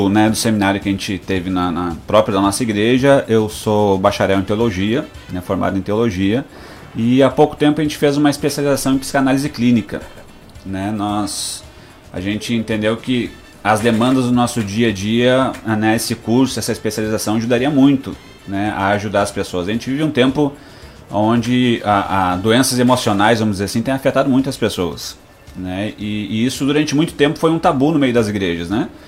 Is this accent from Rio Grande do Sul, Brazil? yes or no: yes; Rio Grande do Sul, Brazil; como já foi falado. Eu sou gaúcho, né? Sou do Rio Grande do Sul.